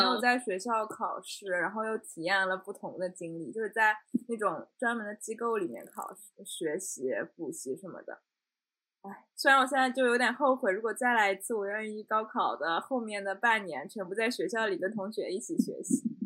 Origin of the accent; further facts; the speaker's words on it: Shanghai, China; 跟我们上海看到的那种不太一样